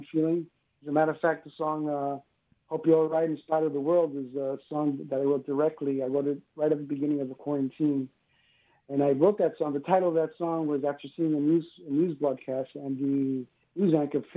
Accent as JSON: {"language": "English", "town": "New York City", "region": "New York", "country": "United States", "tie": "born or raised there", "also_born_or_lived": "Cuba", "moved": "yes", "lives_now": "South Florida, United States", "said": "I grew up in New York City."}